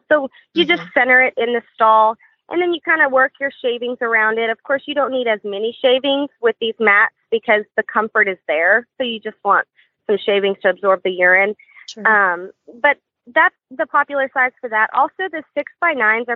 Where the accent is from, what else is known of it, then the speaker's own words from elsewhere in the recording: West Texas, United States; now in Central Texas, United States; I'm originally from West Texas